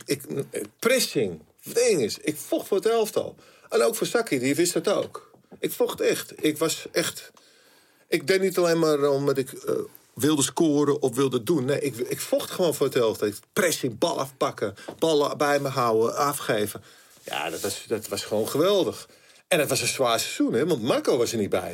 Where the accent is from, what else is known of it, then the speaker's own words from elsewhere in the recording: Amsterdam, North Holland, Netherlands; ik kwam er natuurlijk uit Amsterdam